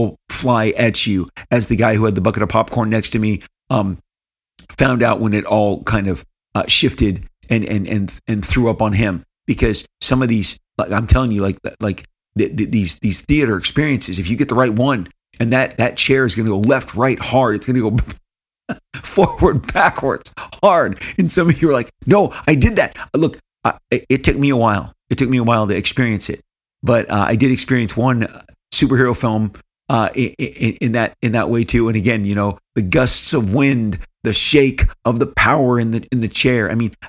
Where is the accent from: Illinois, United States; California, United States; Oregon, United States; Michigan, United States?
California, United States; but I was raised here in, born and raised in Orange County, Southern California, the only really home I've ever known.